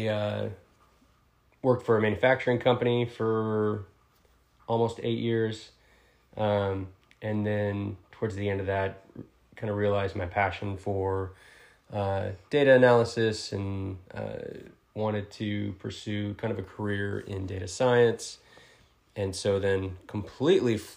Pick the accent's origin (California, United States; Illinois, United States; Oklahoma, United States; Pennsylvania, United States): Oklahoma, United States; moved away as an adult; I was born in Oklahoma, raised in Oklahoma, moved around within the state a little bit growing up